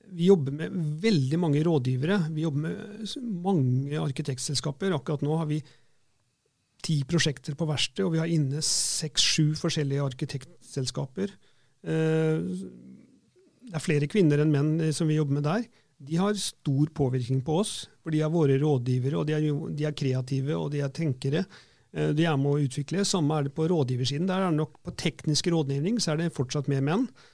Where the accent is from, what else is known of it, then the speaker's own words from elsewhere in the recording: Fredrikstad, Østfold, Norway; jeg vokste opp på Selbakk og Begby